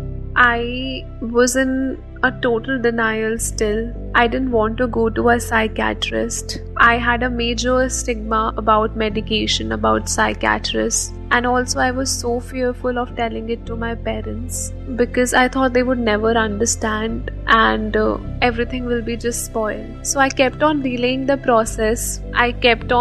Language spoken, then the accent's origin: English; Haryana, India; moved away as an adult; now in Delhi, India; I'm basically from Haryana, but it's been 6 years that I'm living in Delhi for my education